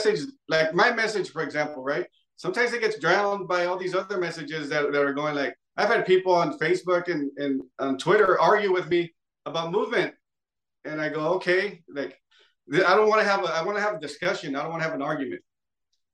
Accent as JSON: {"language": "English", "area": "close to Los Angeles", "region": "California", "country": "United States", "said": "I'm from close"}